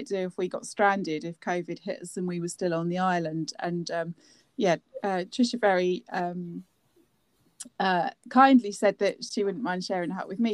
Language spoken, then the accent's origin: English; Cambridge, East of England, United Kingdom; I grew up in Cambridge as well